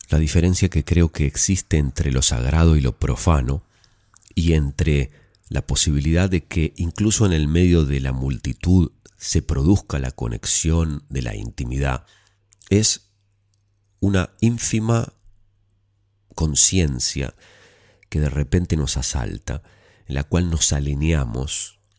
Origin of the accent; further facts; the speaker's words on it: Pasto, Nariño, Colombia; now in Medellín, Colombia; Verás, soy de una ciudad pequeña, Pasto, pero vivo en Medellín. Hace poco me fui de vacaciones a mi ciudad natal